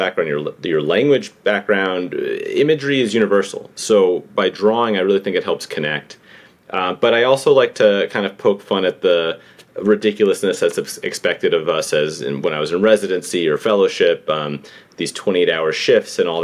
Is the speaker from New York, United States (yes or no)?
yes; New York City, New York, United States; born and raised in New York City.